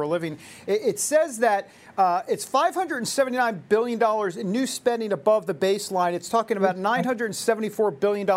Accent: New York, United States; I'm from New York

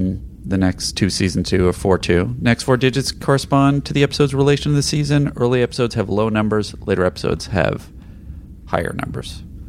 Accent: Ireland; Well, being an Irishman... I haven't watched that one in a long time. I remember when it was shown on Ireland's TV station, RTE.

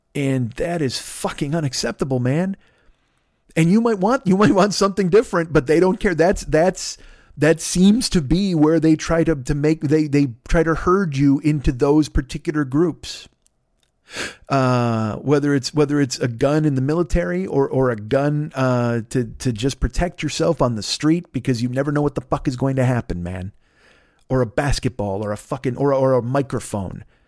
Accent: Chicago, Illinois, United States; moved away; I grew up in Chicago

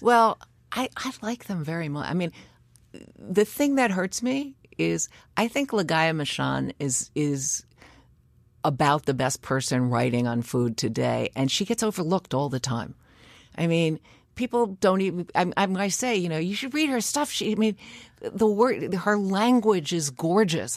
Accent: New York City, New York, United States; I grew up in Greenwich Village

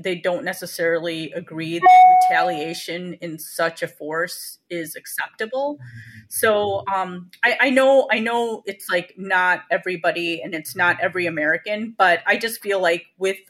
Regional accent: India; it was offensive to me because I'm a Indian Muslim

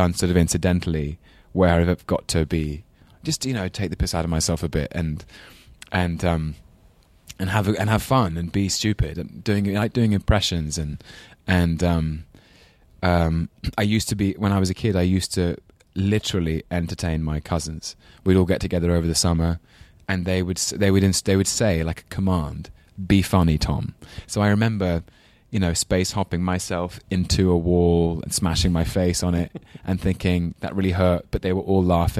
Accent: London, United Kingdom; accent: English London accent; I know I'm half Scottish and half English. And so my father's side is all Scots. And he has a Scottish accent. My grandfather, his dad, had a really strong Glaswegian accent. I used to call him up on Sundays with my very English London accent

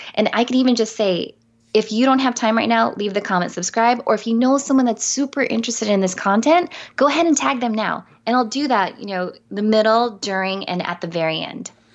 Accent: San Diego, California, United States; I'm from San Diego too

